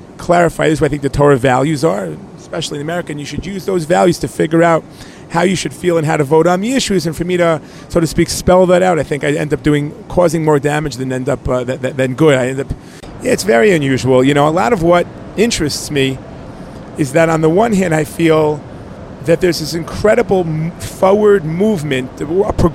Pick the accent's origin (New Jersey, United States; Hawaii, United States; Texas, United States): New Jersey, United States; moved away as an adult; now in Neve Daniel, Israel; I grew up in New Jersey, and I know the streets, I know the neighborhoods